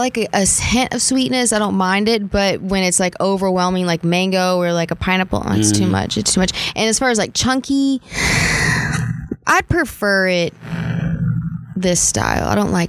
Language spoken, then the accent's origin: English; New Orleans, Louisiana, United States; Well, I'm from New